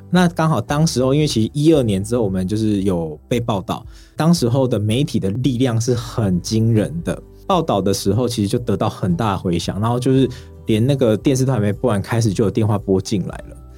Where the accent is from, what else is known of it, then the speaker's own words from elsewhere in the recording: Xiluo, Yunlin County, Taiwan; 我是从云林西罗的云林在地人